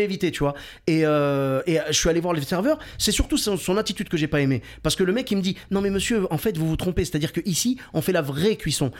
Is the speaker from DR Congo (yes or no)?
no; Clermont-Ferrand, Auvergne-Rhône-Alpes, France; moved away; also born or lived in Bordeaux; je viens de Clermont-Ferrand. Pour ceux qui connaissent pas, c'est le pays des pneus et du fromage